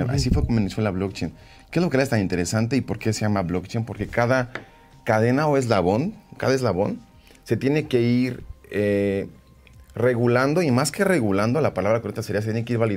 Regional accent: Mexico City, Mexico; Como buenos chilangos

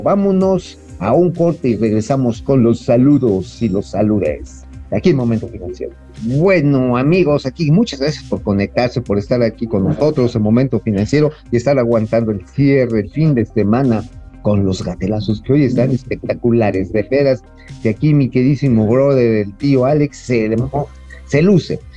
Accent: Tabasco, Mexico; yo sí conozco la zona, ya saben que tengo mi patria chica por allá

